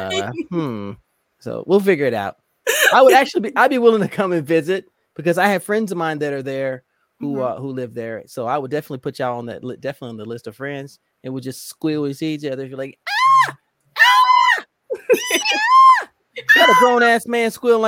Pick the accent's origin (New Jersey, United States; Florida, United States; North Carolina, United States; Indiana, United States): Indiana, United States; Indianapolis; now in Virginia, United States; I'm originally from Indianapolis, Indiana, but I currently live in Virginia